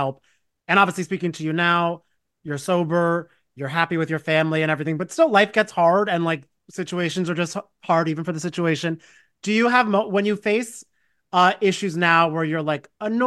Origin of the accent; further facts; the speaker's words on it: New Jersey, United States; I'm from Jersey